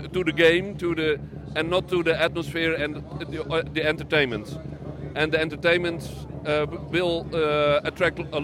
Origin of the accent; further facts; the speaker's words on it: Netherlands; We come from Holland